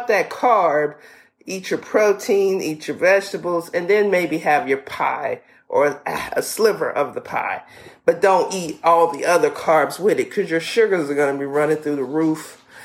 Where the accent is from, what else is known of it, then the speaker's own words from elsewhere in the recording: the South, United States; we're from the South, so we call it pone